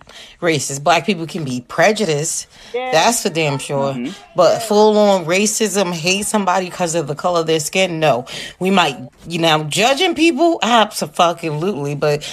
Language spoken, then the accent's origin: English; Alabama, United States; I'm 30 years old. I've been judged. I've grown up in white neighborhoods. I live in a white neighborhood right now. I am from Alabama.